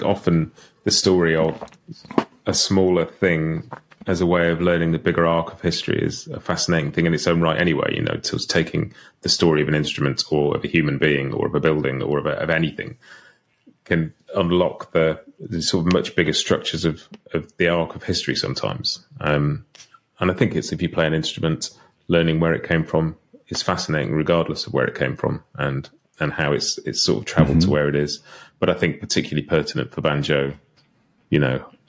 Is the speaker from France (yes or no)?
no; United Kingdom; I'm a British guy who grew up listening to pop music and rock music